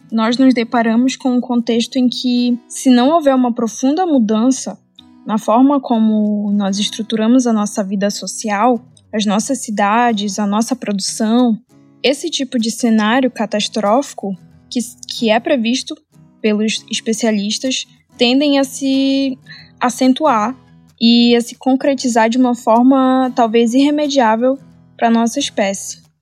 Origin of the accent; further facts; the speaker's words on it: Amapá, Brazil; a região norte do Brasil, que foi onde eu nasci e cresci e passei a vida toda